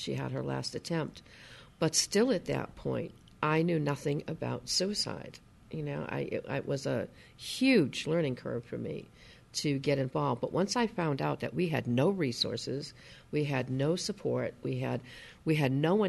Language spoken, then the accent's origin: English; Bristol County, Massachusetts, United States; We're from Bristol County in Massachusetts. It's in southeastern Mass.